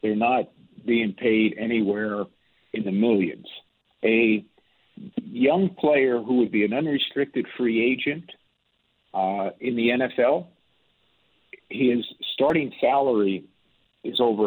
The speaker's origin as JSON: {"language": "English", "country": "United States", "tie": "born or raised there", "moved": "yes", "said": "I was born in the United States"}